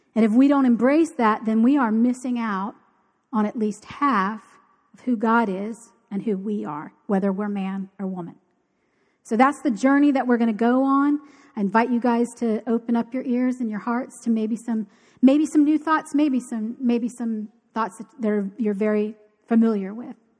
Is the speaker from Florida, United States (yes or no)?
yes; Key Largo, Florida, United States; I grew up in Key Largo.